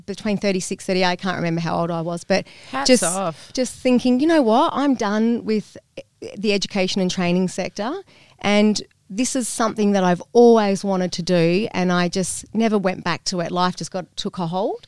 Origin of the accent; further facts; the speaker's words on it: Phillip Island, Victoria, Australia; also born or lived in Thailand; I'm originally from the East Coast